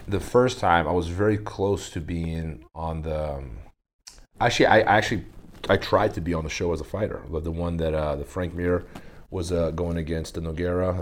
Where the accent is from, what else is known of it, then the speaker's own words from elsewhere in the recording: Brazil; I grew up in Brazil